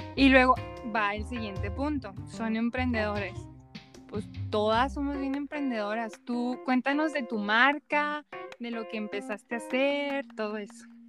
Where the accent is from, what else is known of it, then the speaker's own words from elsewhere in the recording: Mexico; somos de México